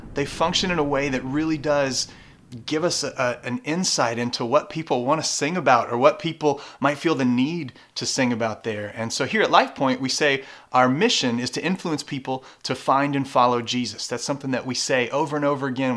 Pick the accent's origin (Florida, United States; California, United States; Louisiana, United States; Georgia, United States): Louisiana, United States; moved away; I grew up in Louisiana